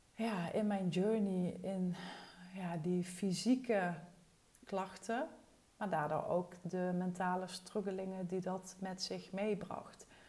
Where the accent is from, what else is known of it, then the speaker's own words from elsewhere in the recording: Wessem, Limburg, Netherlands; moved away as an adult; also born or lived in Arnhem; now in Thorn, Netherlands; ik kom uit Wessem en dat is het dorpje naast Torren, waar we nu dus allebei wonen